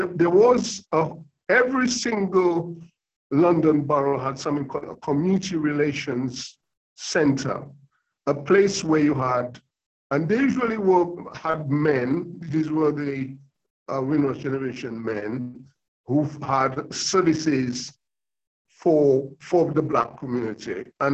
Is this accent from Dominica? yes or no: yes; Dominica; born there; also born or lived in United States / Africa; And I spent 15 years in America where I lived. So I've got sort of, and I was born in Dominica in the Caribbean. I've been to Africa. I lived there.